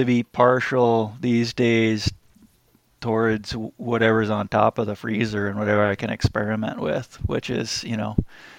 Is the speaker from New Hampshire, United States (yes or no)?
yes; New Hampshire, United States; moved away as an adult; also born or lived in California / Hawaii; now in Oregon, United States; I grew up in New Hampshire, so not far away from Corey there, up in the North Woods.